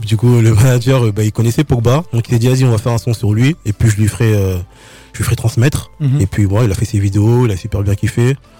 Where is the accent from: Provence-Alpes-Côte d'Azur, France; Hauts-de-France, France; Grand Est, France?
Provence-Alpes-Côte d'Azur, France; Nice; je viens de Nice